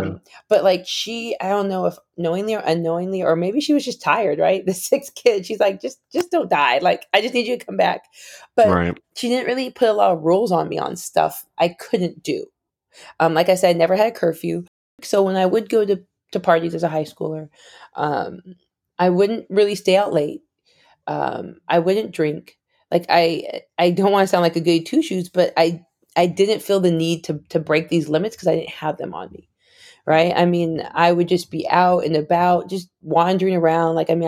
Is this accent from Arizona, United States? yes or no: yes; Arizona, United States; I grew up in Arizona, 5 minutes from the Mexican border. So a majority minority city.